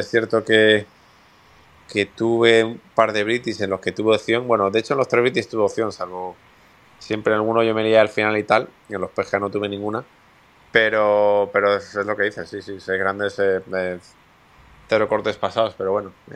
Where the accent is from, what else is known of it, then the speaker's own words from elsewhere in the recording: Spain; los españoles eh, no es nuestro punto fuerte los idiomas